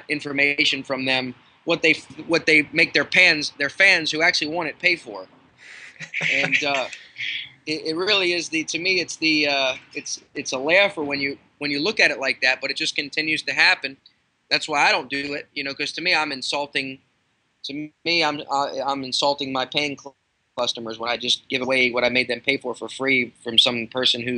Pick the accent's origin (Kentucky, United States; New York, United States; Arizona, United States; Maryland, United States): Maryland, United States; Baltimore; I'm from Baltimore